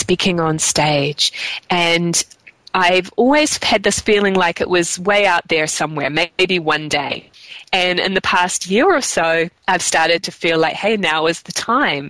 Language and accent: English; New Zealand; I grew up in New Zealand